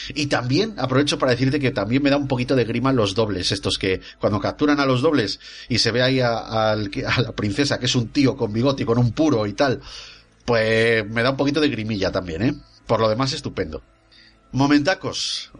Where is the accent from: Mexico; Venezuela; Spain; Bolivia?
Spain; soy español